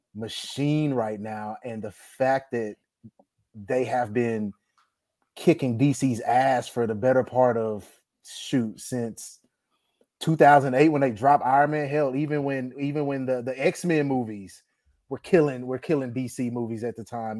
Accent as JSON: {"language": "English", "town": "Dallas", "region": "Texas", "country": "United States", "tie": "born or raised there", "said": "born and raised in Dallas, Texas"}